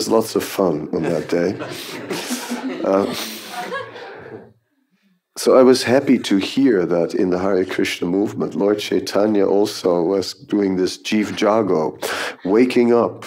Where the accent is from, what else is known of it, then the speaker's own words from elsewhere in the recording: Netherlands; moved away; we are both from the Netherlands